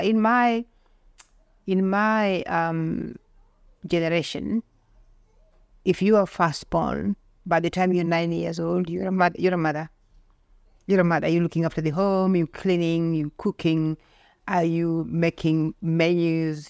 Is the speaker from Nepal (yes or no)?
no; Bondo, Siaya County, Kenya; moved away as an adult; now in Australia; Originally, I'm from Kenya. I'm from a place, I was born in a place called Bondo in Siaya County.